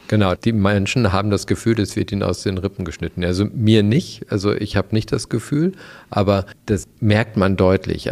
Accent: West Germany, Germany; ich bin ja Wessi

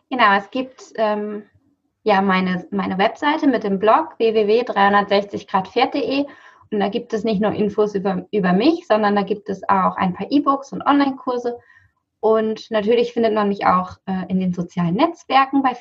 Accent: Buchholz in der Nordheide, Lower Saxony, Germany; Ja, ich komme aus Buchholz in der Nordheide. Das ist ähm, das südliche, also südlicher Raum von Hamburg. Ähm, was ist das? Nordöstliches Niedersachsen.

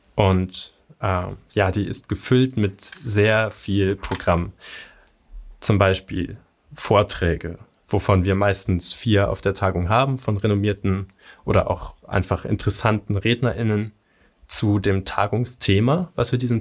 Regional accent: Göttingen, Lower Saxony, Germany; hier in Göttingen, meiner Heimatstadt

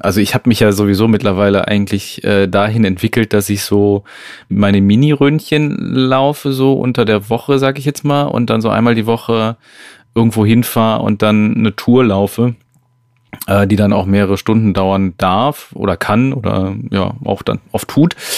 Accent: Switzerland; Das hätte ich jetzt auch als Schweizerin nicht

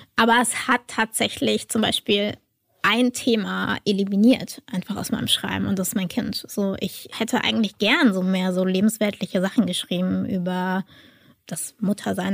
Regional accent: Germany; als Deutsche

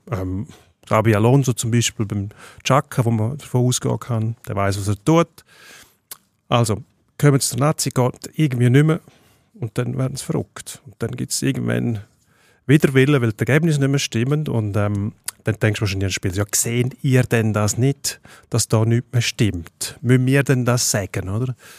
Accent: Switzerland; als Schweizer

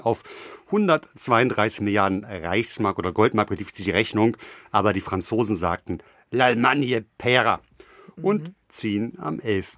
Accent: Hamburg, Germany; in meiner Heimatstadt Hamburg

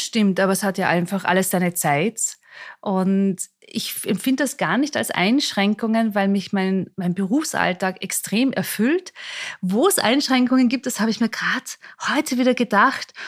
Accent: Mondsee, Upper Austria, Austria; moved away as an adult; also born or lived in Salzburg / Vienna; ich bin aufgewachsen in Mondsee, an dem kleinen Ort, auch hier in der Nähe von Salzburg, bin auch in Salzburg in die Schule gegangen

